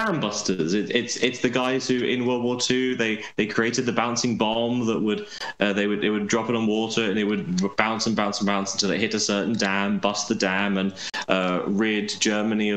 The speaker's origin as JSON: {"language": "English", "country": "Australia", "said": "as an Australian"}